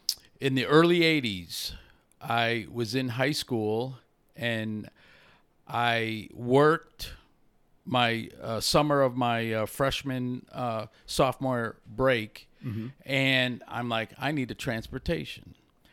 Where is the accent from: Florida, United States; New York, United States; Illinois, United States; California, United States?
Illinois, United States; Chicago; I am from Chicago.